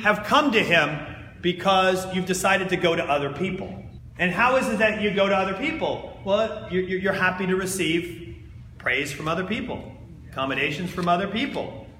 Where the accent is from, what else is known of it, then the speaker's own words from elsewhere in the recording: New Jersey, United States; I'm from New Jersey